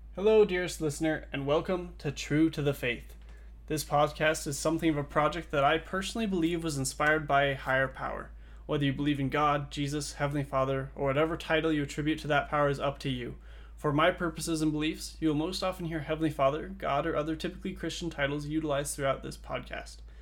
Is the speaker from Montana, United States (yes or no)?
yes; Montana, United States; I was born and raised in Montana